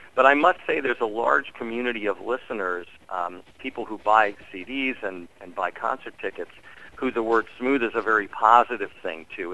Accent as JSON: {"language": "English", "town": "Washington", "region": "District of Columbia", "country": "United States", "tie": "born or raised there", "said": "Growing up in Washington D.C."}